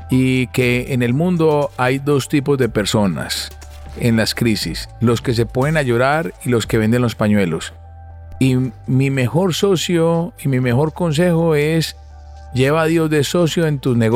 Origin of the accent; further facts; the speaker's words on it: Barranquilla, Atlántico, Colombia; also born or lived in Medellín; Por eso, como le dije al principio, yo soy un barranquillero nacido en Medellín.